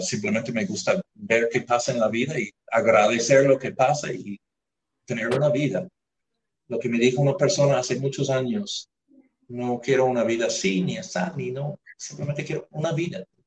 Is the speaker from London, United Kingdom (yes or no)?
no; near Belfast, Northern Ireland, United Kingdom; Spanish is a second language; moved away as an adult; also born or lived in Mérida, Venezuela / Ecuador; now in Nariño, Colombia; Nací en Irlanda del Norte, nací de doble nacionalidad, porque en Irlanda del Norte, como ya saben, hay, hay dos países que reclaman ese territorio. Nací cerca del pueblo de Belfast